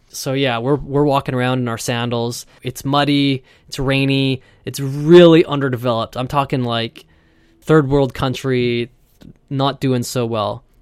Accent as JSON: {"language": "English", "town": "Vancouver", "region": "British Columbia", "country": "Canada", "said": "I'm from Vancouver, and it rains a lot here."}